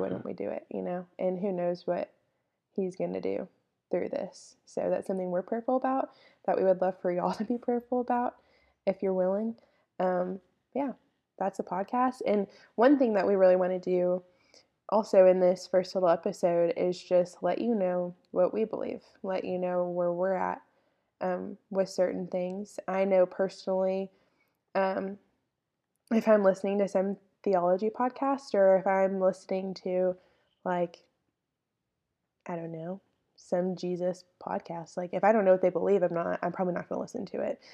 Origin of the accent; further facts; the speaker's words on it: Longview, Texas, United States; I am from Longview, Texas.